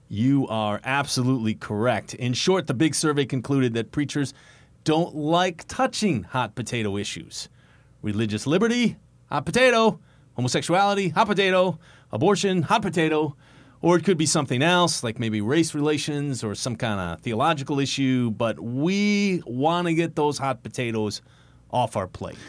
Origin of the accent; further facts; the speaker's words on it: East Coast, United States; I'm from the East Coast